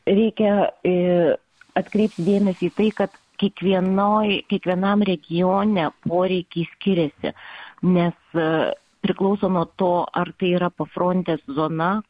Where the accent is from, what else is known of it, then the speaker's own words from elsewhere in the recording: Lithuania; pasakęs, kad esu iš Lietuvos